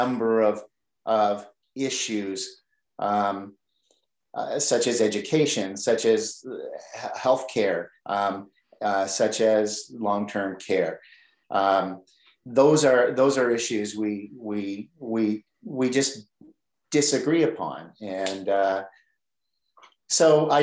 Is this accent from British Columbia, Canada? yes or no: no; Oshawa, Ontario, Canada; I grew up in Oshawa